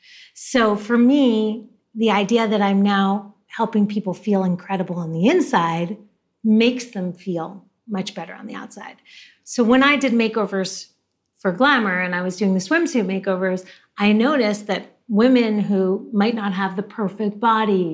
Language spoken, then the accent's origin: English; New Jersey, United States; moved away as an adult; also born or lived in Manhattan, New York; now in Los Angeles, United States; I was born in Manhattan, right. But I was raised in New Jersey